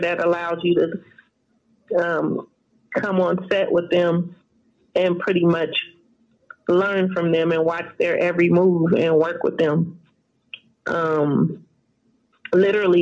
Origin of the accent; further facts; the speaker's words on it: Los Angeles, California, United States; I'm from the hood. I'm from South Central